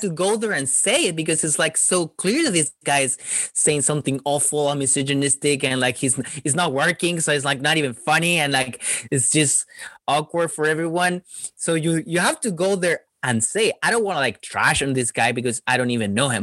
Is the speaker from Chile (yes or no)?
yes; Chile; moved away; when I was growing up in Chile, well, Chile is really small